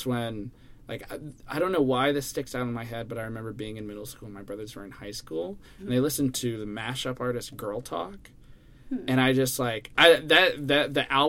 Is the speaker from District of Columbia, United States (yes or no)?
yes; Washington, District of Columbia, United States; moved away as an adult; I'm from around D.C. originally